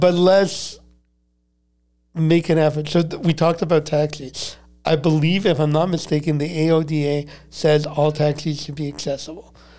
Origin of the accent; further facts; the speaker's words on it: Montreal, Quebec, Canada; growing up in Montreal. I'm a diehard Canadian